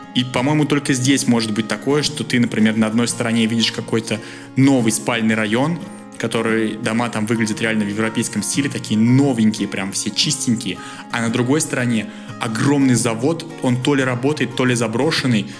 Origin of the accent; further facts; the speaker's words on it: Russia; moved away as an adult; now in Bulgaria; я из России